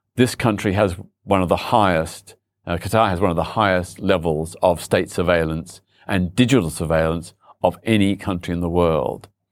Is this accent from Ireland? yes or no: no; Australia; now in London, United Kingdom; I was born in Australia